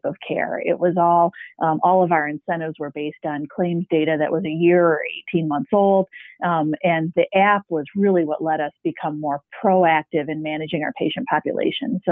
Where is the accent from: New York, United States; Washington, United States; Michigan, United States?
Michigan, United States; Midland; We are a independent private practice in my hometown of Midland